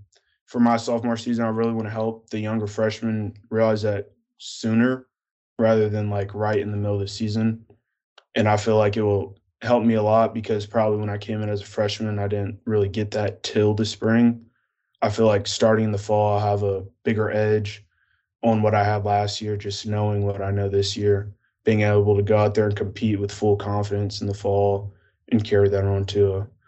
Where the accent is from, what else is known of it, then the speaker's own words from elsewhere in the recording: New Jersey, United States; also born or lived in Pennsylvania / Atlanta; I'm from New Jersey. I was born in Pennsylvania, and then we moved down to Atlanta.